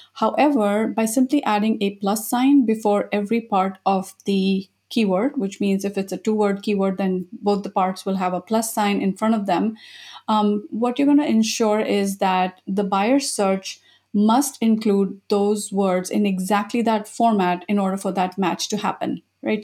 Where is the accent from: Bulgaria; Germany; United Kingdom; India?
India; moved away as an adult; also born or lived in Japan; I was born in India